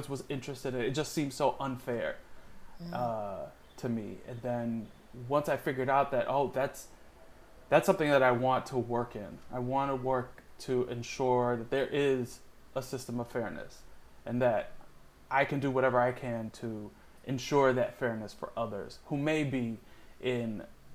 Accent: Miami, Florida, United States; I grew up in a big Cuban family in Miami

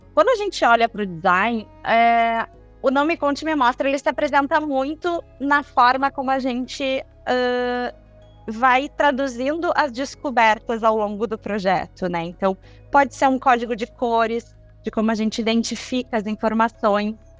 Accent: Brazil; nós como brasileiros, a gente tem a nossa cultura brasileira

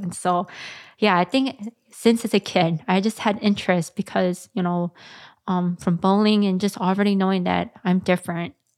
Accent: McDonough Homes, Minnesota, United States; I grew up in the McDonough homes

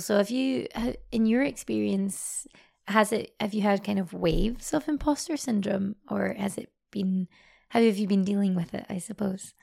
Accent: Scotland, United Kingdom; now in Paris, France; I'm, I'm from Scotland originally, um, and now live, um, based in Paris at the moment

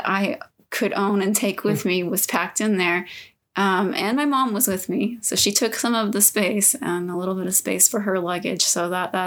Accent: Southeast Texas, United States; moved away as an adult; now in Utah, United States; I grew up in Southeast Texas

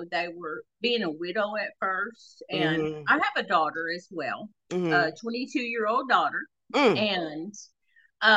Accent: the South, United States; Now, I'm from the South

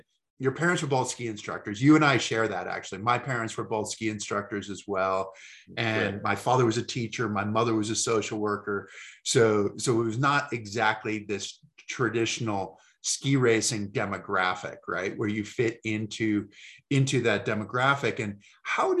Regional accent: East Coast, United States; I grew up on the East Coast

